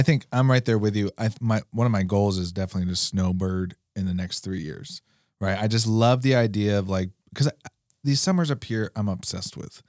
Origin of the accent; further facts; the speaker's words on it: New York, United States; now in Alaska, United States; when I grew up in New York, hockey wasn't even an option